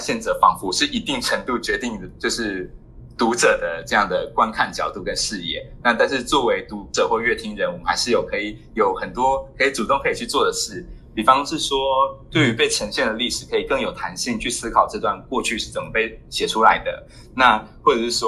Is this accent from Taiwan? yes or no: yes; Taiwan; now in Japan; 然后并并时时的去警惕自己是否又带着就是从台湾带来的有色眼镜来看。